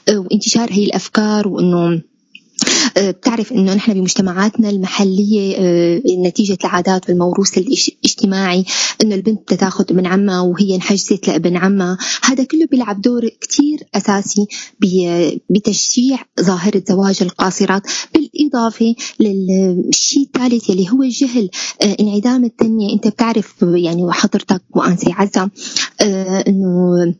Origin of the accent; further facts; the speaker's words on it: Syria; نحن كسوريين